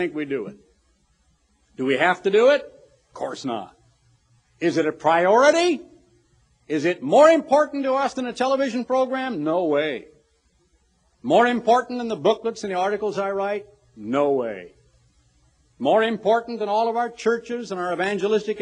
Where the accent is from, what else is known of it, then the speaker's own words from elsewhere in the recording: Eugene, Oregon, United States; growing up in Eugene, Oregon